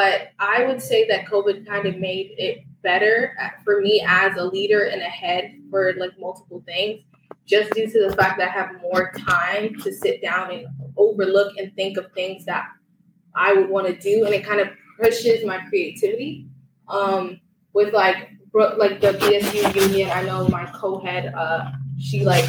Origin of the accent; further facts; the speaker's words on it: Newark, New Jersey, United States; I'm from Newark, New Jersey.